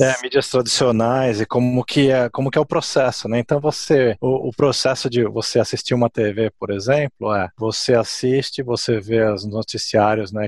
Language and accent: Portuguese; São Paulo, Brazil; moved away as an adult; also born or lived in Japan / Italy / England; now in United States; nasci no Brasil, fui cre cresci lá em São Paulo